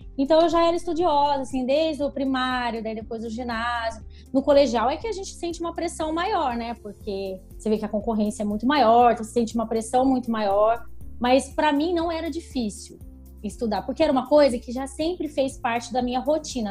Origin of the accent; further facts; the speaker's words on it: Taubaté, São Paulo, Brazil; also born or lived in Belo Horizonte; Eu nasci em Belo Horizonte, mas eu fiquei muito pouco tempo lá, já vim para Taubaté, então eu vivi a vida inteira em Taubaté.